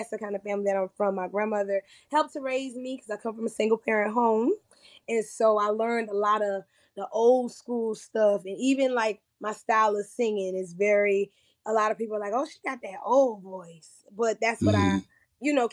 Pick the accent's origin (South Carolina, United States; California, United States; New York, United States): South Carolina, United States; Andrews; I'm from Andrews, South Carolina, and I grew up singing in church